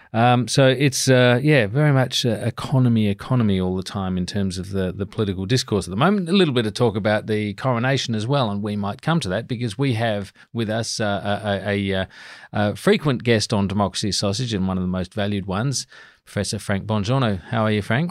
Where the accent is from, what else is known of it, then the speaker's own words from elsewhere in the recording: Adelaide Hills, South Australia, Australia; now in Canberra, Australia; I grew up in wine country in the Adelaide Hills